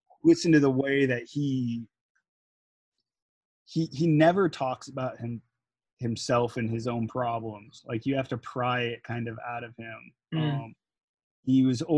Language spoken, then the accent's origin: English; United States; being American